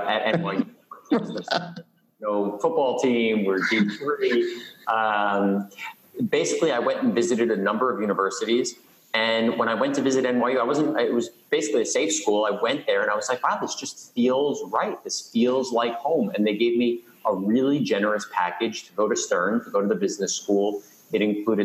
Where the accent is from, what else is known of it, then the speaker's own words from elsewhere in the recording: New York City, New York, United States; I grew up in Queens